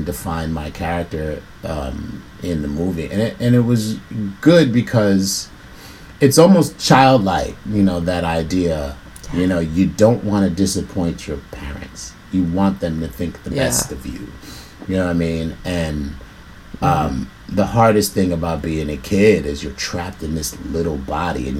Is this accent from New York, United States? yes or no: yes; New York City, New York, United States; people from where I'm from, you know, I'm from the South Bronx